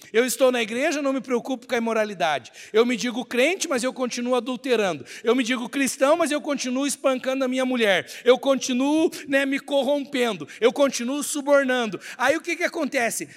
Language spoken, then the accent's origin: Portuguese; Brazil; somos brasileiros? Porque nós nascemos no território brasileiro